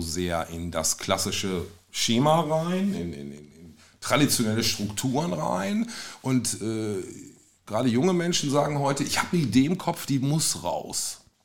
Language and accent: German; North Rhine-Westphalia, Germany; als Ostwestfale